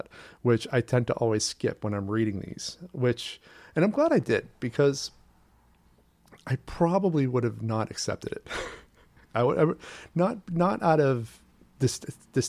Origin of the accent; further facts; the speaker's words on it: Portland, Maine, United States; now in New York City, United States; I'm from Portland, Maine, originally